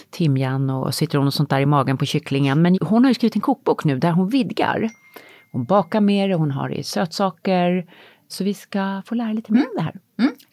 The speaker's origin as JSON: {"language": "Swedish", "region": "Kronoberg County", "country": "Sweden", "tie": "born or raised there", "said": "nej, alltså jag växte upp på landet utanför Växjö."}